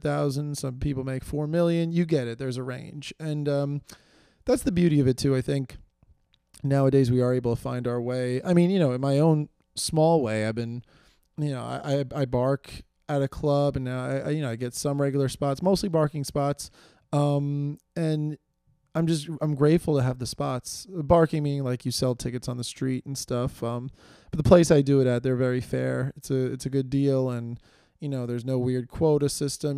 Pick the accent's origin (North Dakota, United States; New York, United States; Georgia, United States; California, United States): New York, United States; New York City; I live in New York City. I do I'm from New York